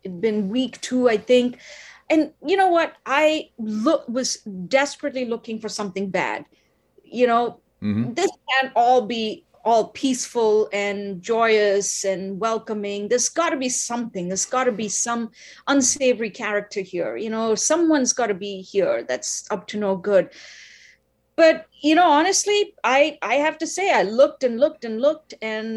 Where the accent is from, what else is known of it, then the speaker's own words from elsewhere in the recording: India; now in Ottawa, Canada; I'm originally from India, the land of civil disobedience